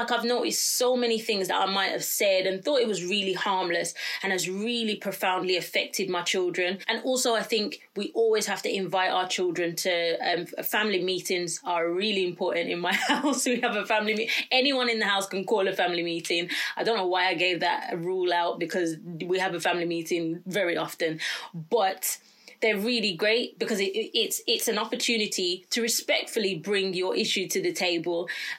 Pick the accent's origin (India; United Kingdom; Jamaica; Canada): Jamaica; Sometimes, as a Jamaican parent, I think, well, I don't know if I'm allowed to say I'm Jamaican, but I am Jamaican.